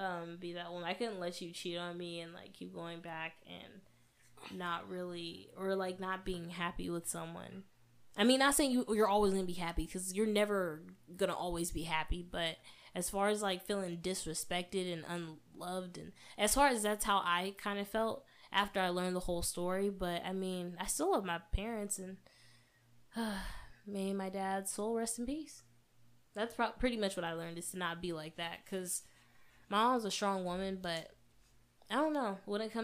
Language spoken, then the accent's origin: English; California, United States; Growing up in the Bay Area, it was cool or whatever, but talking like this in this chocolate, beautiful melanated body of mine was always like a problem for people